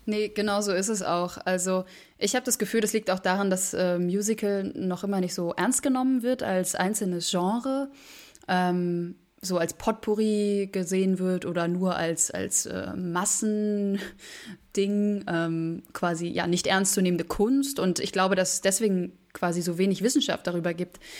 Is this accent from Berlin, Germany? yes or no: yes; Berlin, Germany; moved away; also born or lived in Vienna; ich bin 23 Jahre alt und ich komme aus Berlin